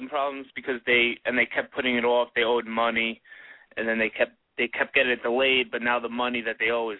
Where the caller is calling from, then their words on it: New York, United States; I'm calling from New York.